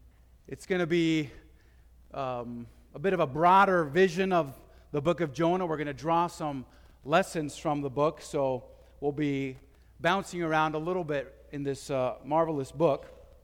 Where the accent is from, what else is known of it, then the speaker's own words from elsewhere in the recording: Madrid, Community of Madrid, Spain; I was born and raised in Madrid, Spain, and I had seen what it means to be a missionary.